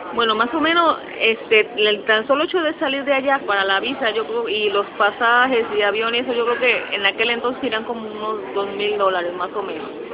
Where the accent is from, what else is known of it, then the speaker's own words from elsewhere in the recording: Mexico City, Mexico; now in Puerto Rico; yo nací en la Ciudad de México, eh, yo viví, bueno, mi casa está cerca del aeropuerto internacional